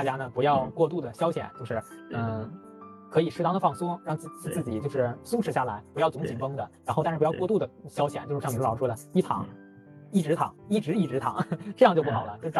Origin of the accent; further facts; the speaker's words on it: Qinhuangdao, Hebei, China; 就包括我和明老师，我们都来自于秦皇岛，就是相对于北京来说是一个小地方了。